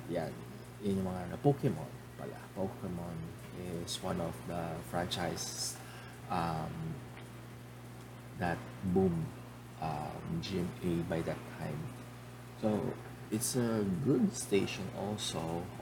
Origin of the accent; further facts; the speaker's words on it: Philippines; I'm a Filipino, so majority of my um, majority of my um, speaking here would be in Tagalog.